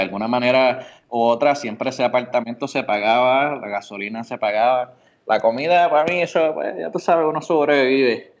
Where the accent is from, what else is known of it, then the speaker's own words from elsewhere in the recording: Bayamón, Puerto Rico; also born or lived in Orocovis; nací en Bayamón, pero me crié en Orocovis hasta los ocho años y después volví de nuevo a mi tierra natal, Bayamón.